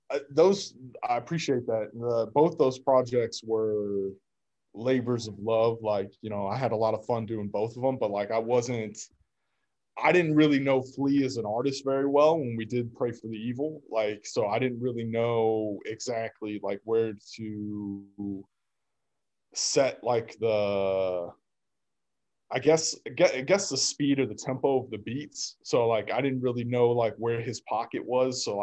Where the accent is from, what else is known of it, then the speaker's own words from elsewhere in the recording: Kansas, United States; also born or lived in Russia / Detroit / Virginia; now in Boston, United States; No, I'm from Kansas.